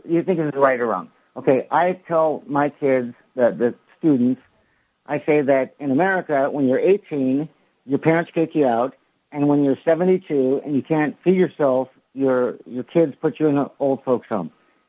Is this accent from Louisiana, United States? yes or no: no; San Francisco, California, United States; moved away as an adult; also born or lived in Germany / Prague, Czech Republic / Slovakia; now in Kyiv, Ukraine; I grew up in the Reagan era in San Francisco.